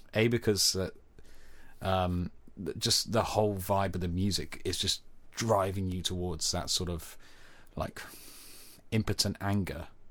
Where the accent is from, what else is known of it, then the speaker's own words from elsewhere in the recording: Cornwall, South West England, United Kingdom; Being Cornish